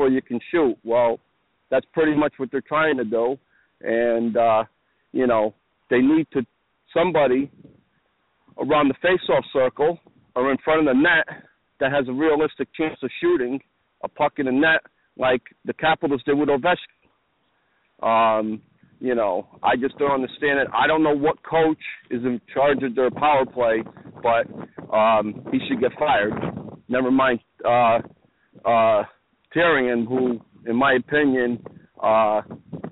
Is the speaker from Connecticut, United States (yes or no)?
yes; Connecticut, United States; I'm from the United States, state of Connecticut